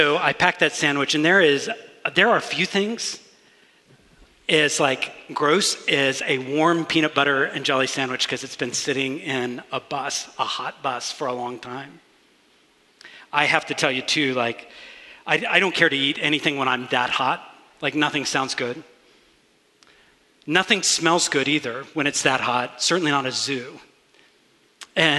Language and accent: English; Augusta, Georgia, United States; I grew up in Augusta, Georgia